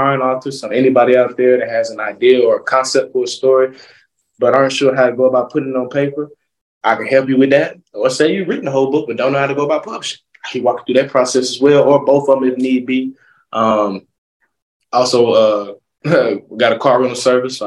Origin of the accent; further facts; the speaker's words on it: Atlanta, Georgia, United States; also born or lived in DeLand, Florida / Beijing, China; born and raised in Atlanta, Georgia